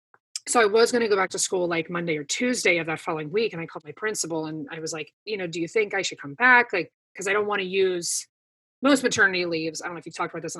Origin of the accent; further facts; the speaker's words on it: Pittsburgh, Pennsylvania, United States; I grew up like 15 minutes outside of Pittsburgh